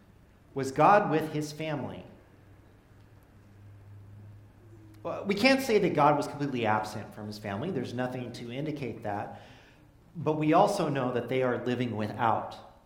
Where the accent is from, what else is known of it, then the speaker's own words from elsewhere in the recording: Fresno, California, United States; I come from Fresno, land of plenty